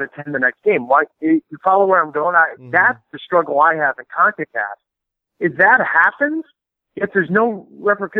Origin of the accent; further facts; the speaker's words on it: United States; me being American